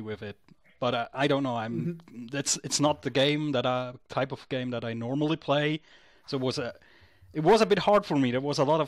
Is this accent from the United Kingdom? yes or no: no; Switzerland; I'm a gamer from Switzerland